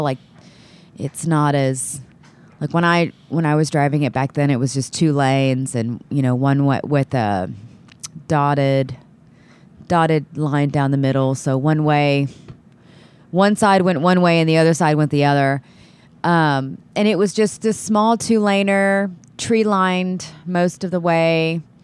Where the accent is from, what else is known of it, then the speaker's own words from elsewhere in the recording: Texas City, Texas, United States; also born or lived in Austin, Texas; I'm from, live there now, but I'm from Texas City, uh, Texas